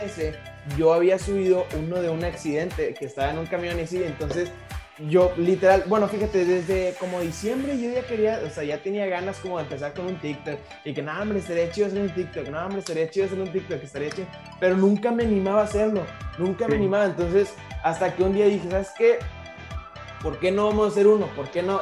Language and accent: Spanish; Monterrey, Nuevo León, Mexico; soy de, originario de aquí de Monterrey, nací aquí en Monterrey. Este, aquí, aquí nací, aquí sigo